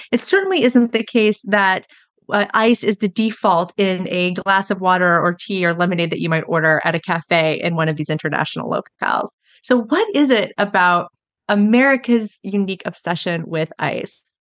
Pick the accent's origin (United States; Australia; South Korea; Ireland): United States; Kansas; moved away; I was visiting family back in my home state of Kansas.